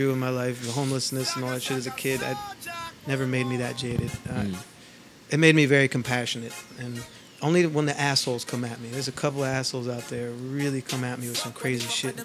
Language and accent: English; Los Angeles, California, United States; also born or lived in Oakland / Philadelphia; now in New York, United States; I grew up in L.A.